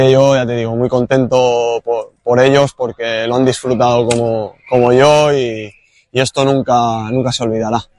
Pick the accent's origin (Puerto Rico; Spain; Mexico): Spain; Sabadell, Catalonia; born there; Bueno, yo soy nacido aquí en, Cataluña, en Sabadell